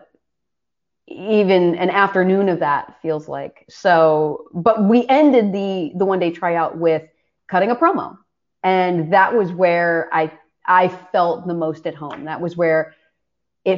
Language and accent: English; Philadelphia, Pennsylvania, United States; moved away as an adult; also born or lived in Los Angeles, United States; I was born and raised in Philadelphia.